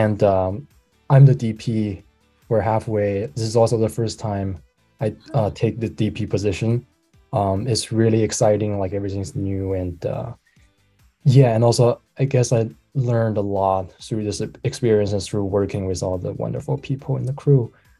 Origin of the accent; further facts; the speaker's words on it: Beijing, China; now in Rochester, United States; I'm from Beijing, China.